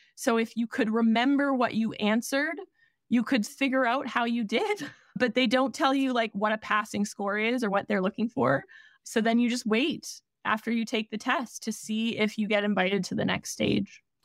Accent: Canada; Being Canadian

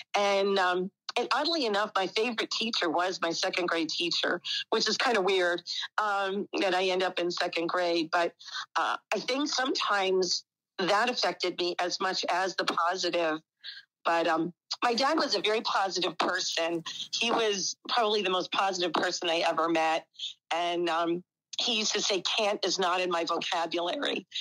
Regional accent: Whitehall, Pennsylvania, United States; now in Newark, Ohio, United States; I grew up, um, it's about an hour from Philadelphia, um, the Allentown area, um, actually Whitehall

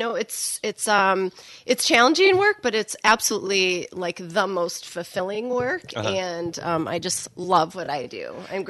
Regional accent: Portage, Michigan, United States; also born or lived in Douglas, Michigan; So born and raised in Portage.

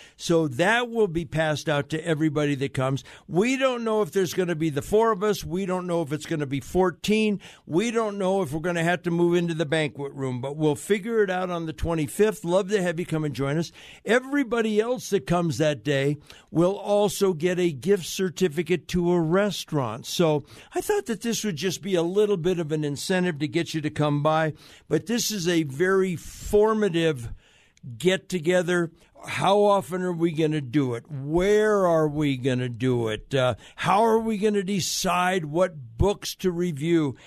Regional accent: United States; I'm an American, I'm a patriot, I'm a veteran

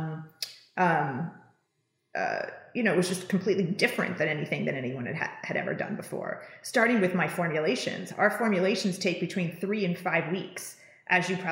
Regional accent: Napa Valley, California, United States; coming from where I was coming from Napa Valley

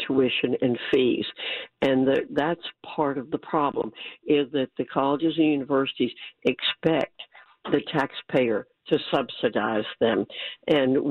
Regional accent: New York, United States; I was born in New York

